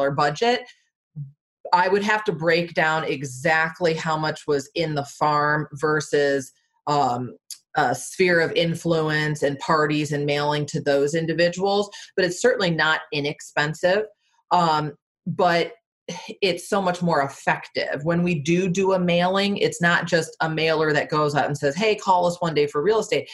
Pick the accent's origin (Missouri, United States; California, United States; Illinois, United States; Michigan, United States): Michigan, United States; moved away as an adult; also born or lived in Florida / Washington, D.C. metro area; now in Arlington, United States; I'm from Michigan originally, lived in Florida for 7 years, moved up to DC